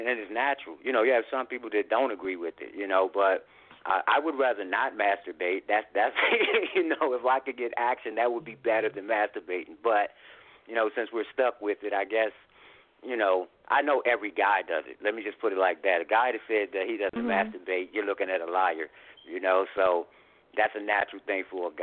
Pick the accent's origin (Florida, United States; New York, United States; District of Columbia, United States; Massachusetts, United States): District of Columbia, United States; Washington; I hail from Washington, D.C.